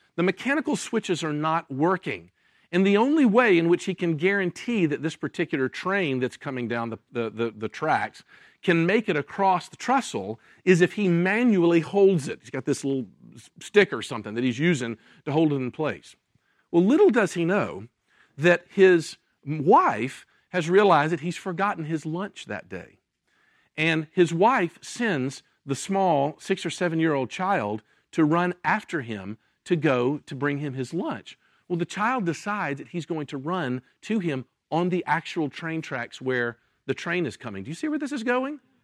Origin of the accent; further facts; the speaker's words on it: Memphis, Tennessee, United States; moved away as an adult; also born or lived in Jackson, Mississippi; I was born in Memphis, Tennessee, uh, was raised and went to high school, uh, there